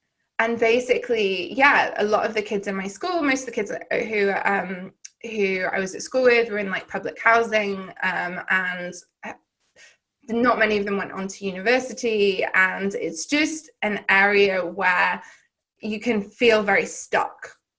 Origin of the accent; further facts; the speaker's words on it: Llandudno, Wales, United Kingdom; so I grew up in North Wales in the UK, in a rural seaside town, Llandudno, in case anyone's been up to North Wales.